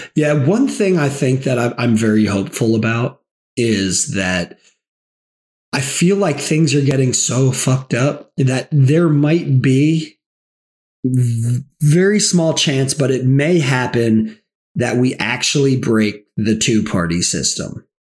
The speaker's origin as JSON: {"language": "English", "region": "the South", "country": "United States", "tie": "born or raised there", "said": "I'm from the South. I grew up in the South."}